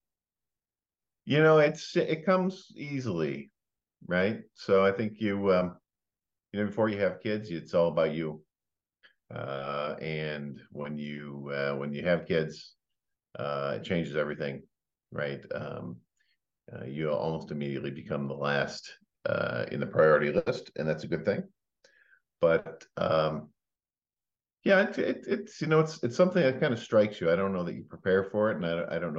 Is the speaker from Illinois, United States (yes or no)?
yes; Mount Prospect, Illinois, United States; I grew up in the Illinois suburbs of Chicago